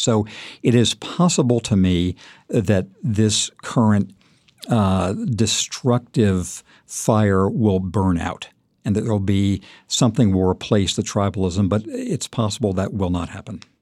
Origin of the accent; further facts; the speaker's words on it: Redlands, California, United States; moved away; also born or lived in China; When I was a kid in Redlands, California